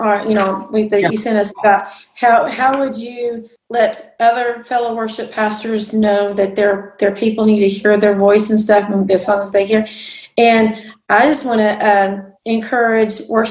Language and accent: English; Texas, United States; I say y'all. I'm from Texas